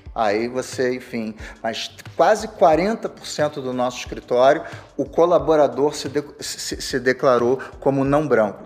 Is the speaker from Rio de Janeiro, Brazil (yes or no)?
yes; Rio de Janeiro, Brazil; eu sou carioca